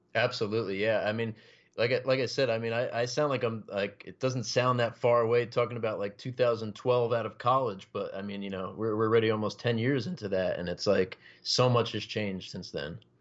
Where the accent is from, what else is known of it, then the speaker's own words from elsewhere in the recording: Passaic County, New Jersey, United States; I've been uh, born and raised in New Jersey, uh, you know, North Jersey, Passaic County, lived here my whole life